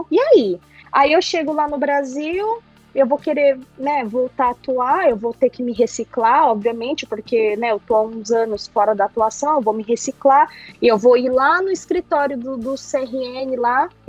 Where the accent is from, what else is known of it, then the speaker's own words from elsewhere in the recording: Japan; born there; Eu nasci aqui no Japão, né? Ah. Minha mãe me teve aqui, eu nasci aqui.